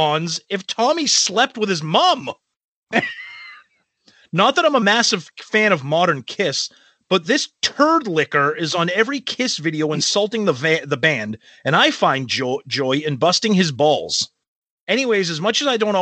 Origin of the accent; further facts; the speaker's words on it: Medford, Massachusetts, United States; I'm from Medford